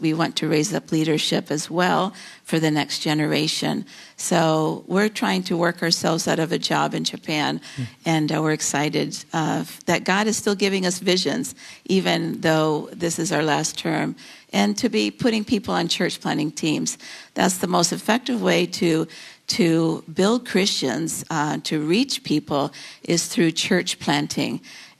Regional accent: Philippines; now in United States; I grew up in the Philippines where my parents were missionaries, but we met in Bible college in South Carolina.

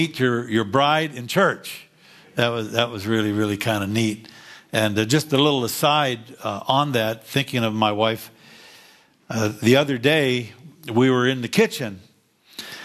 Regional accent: Fairview, Pennsylvania, United States; I grew up in Fairview, Pennsylvania

